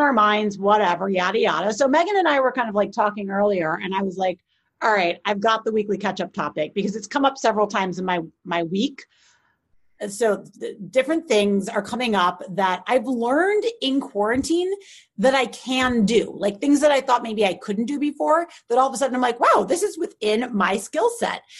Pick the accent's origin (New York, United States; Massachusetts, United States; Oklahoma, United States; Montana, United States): New York, United States; I'm a New Yorker, like born and bred